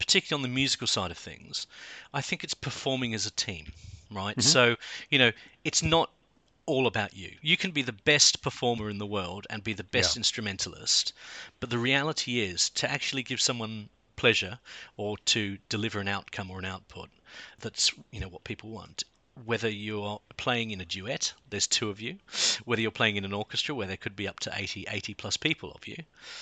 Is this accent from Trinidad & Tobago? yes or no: no; Australia; moved away as an adult; also born or lived in South London, United Kingdom; now in London, United Kingdom; I was born in Australia, but I've lived in the UK for the last 22 years and now call the UK home